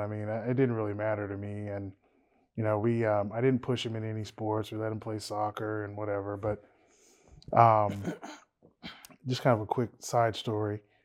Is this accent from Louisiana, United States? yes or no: yes; Louisiana, United States; we're all from Louisiana.